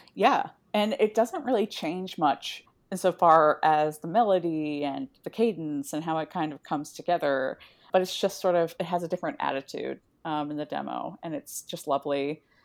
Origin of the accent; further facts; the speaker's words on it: Midwest, United States; I have memories growing up in the Midwest of hiding in the basement during, like, tornadoes